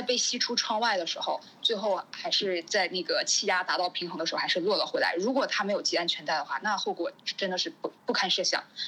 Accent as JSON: {"language": "Chinese", "country": "China", "said": "只有回到祖国，我才是最放心的"}